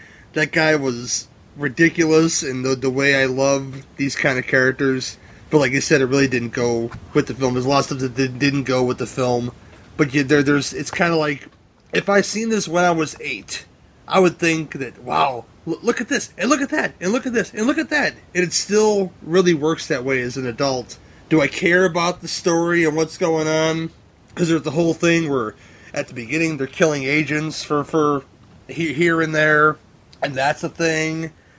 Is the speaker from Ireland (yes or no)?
yes; Ireland; I'm Irish too, man, and I watch it every year.